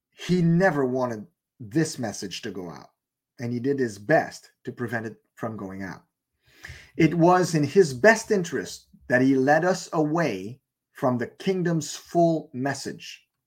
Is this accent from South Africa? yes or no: no; Canada; I was born in Canada, therefore I am a Canadian citizen